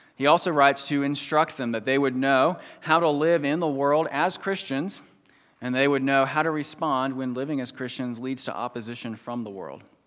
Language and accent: English; United States; moved away; I grew up right outside Washington, D C